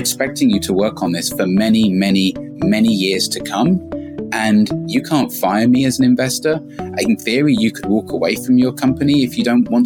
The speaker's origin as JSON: {"language": "English", "region": "London", "country": "United Kingdom", "moved": "as an adult", "lives_now": "San Francisco, United States", "said": "I'm originally from London. I moved to San Francisco in 2006"}